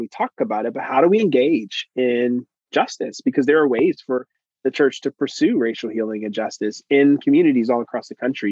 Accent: Philadelphia, Pennsylvania, United States; moved away as an adult; now in Cincinnati, United States; I grew up in Philadelphia, so that's where I'm from

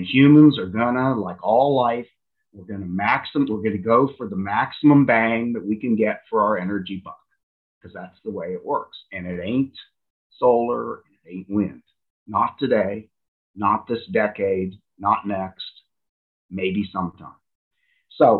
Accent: United States; as an American

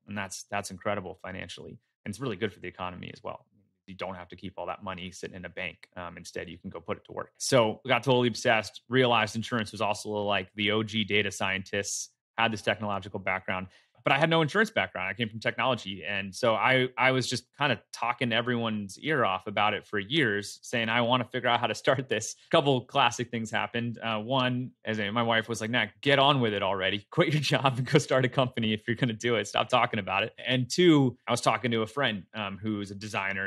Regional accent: Philadelphia, Pennsylvania, United States; moved away as an adult; also born or lived in San Francisco Bay Area; made my way over here to Philly, which is where I grew up

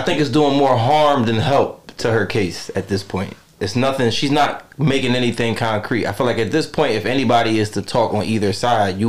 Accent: Philadelphia, Pennsylvania, United States; Growing up in Philadelphia

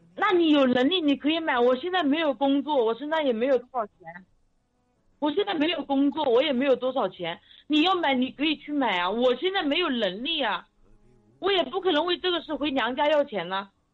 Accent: Gaoyou, Jiangsu, China; now in Yangzhou, China; 我的老家在高邮，我们现在在扬州

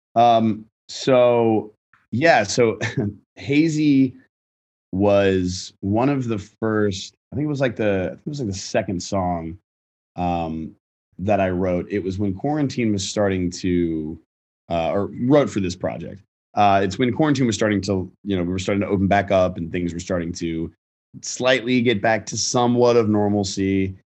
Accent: Virginia, United States; I'm from Virginia. We did, like, you know, I was doing, like, local theater there and stuff like that, high school theater.

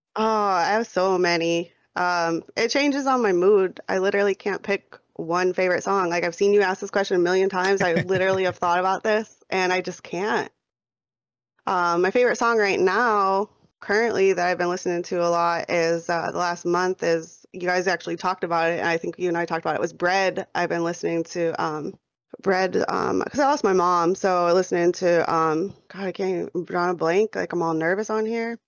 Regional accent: New York, United States; now in Phoenix, United States; born and raised in New York. I'm living out here in Phoenix, Arizona right now.

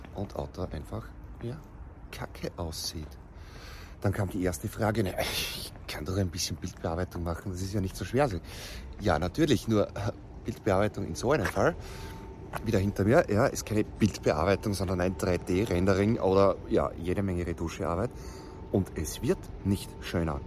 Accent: Austria; bei uns in Österreich

